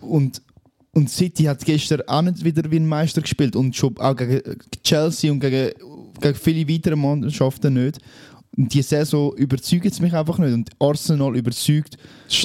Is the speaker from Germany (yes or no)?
no; Switzerland; bei uns in der Schweiz